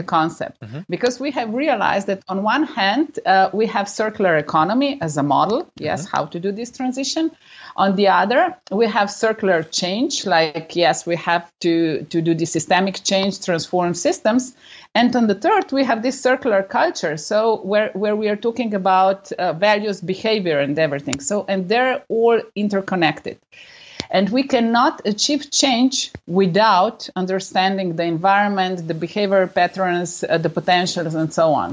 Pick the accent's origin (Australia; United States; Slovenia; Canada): Slovenia; I'm coming from Slovenia, the country of 2 million people altogether.